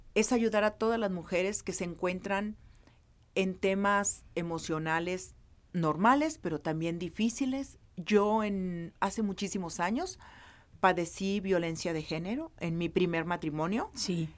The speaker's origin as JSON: {"language": "Spanish", "region": "Nayarit", "country": "Mexico", "said": "yo soy de Nayarit"}